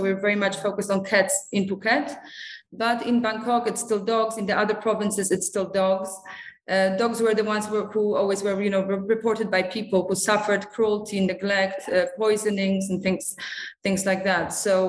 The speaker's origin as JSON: {"language": "English", "country": "Singapore", "tie": "born or raised there", "also_born_or_lived": "Poland", "said": "I'm originally from Poland. I'm a vet who graduated from the Polish University in Warsaw. But I grew up in Asia, so I have a very strong bond to Asia. I grew up in Singapore."}